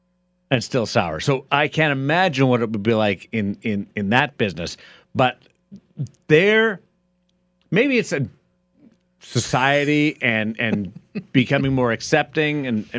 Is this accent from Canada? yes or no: yes; Canada; now in Las Vegas, United States; I'm from Canada